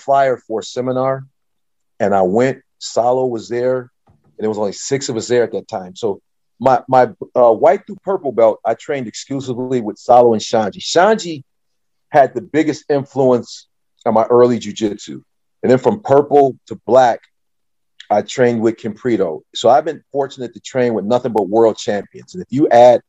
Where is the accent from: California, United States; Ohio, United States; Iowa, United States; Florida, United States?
Ohio, United States; Toledo; I grew up in Toledo, Ohio